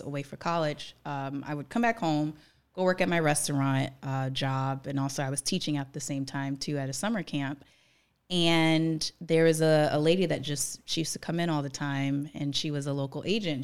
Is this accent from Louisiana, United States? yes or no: yes; New Orleans, Louisiana, United States; also born or lived in New York; now in Los Angeles, United States; I'm from New Orleans